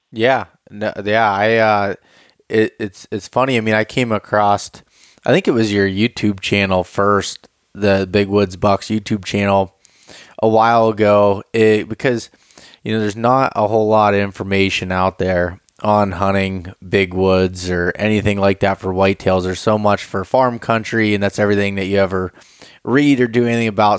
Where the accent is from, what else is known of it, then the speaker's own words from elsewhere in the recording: Pennsylvania, United States; I'm from Pennsylvania.